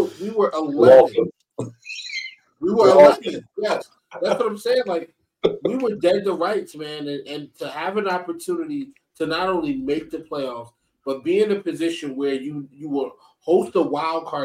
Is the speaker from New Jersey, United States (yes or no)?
yes; East Orange, New Jersey, United States; I was raised in East Orange